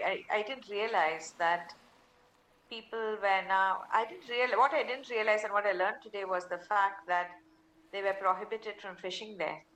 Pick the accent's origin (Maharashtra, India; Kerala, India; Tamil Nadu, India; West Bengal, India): Maharashtra, India; Mumbai; first language Tamil; English is a second language; I grew up in Mumbai, so I'm very comfortable with Hindi and English in terms of writing lyrics. But to pen lyrics, Tamil is my mother tongue